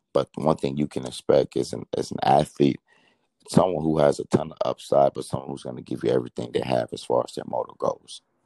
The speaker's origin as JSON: {"language": "English", "town": "Miami", "region": "Florida", "country": "United States", "tie": "born or raised there", "also_born_or_lived": "Nigeria", "said": "being from Miami"}